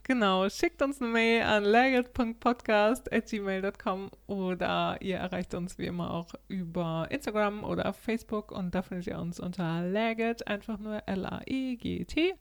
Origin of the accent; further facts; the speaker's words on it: Germany; now in Sweden; als Deutscher